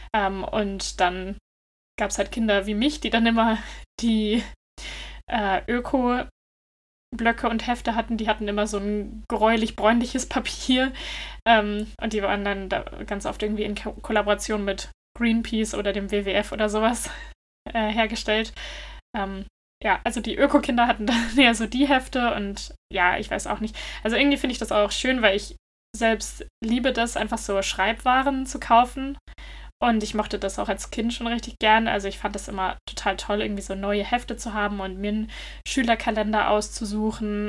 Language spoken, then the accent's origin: German; Germany; now in Denmark; bei uns in Deutschland